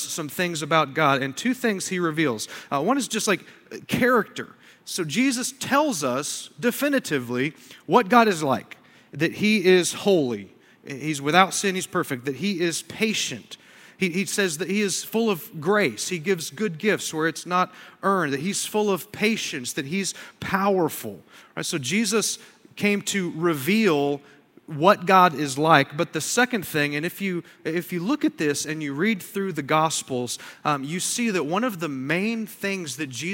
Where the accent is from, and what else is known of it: United States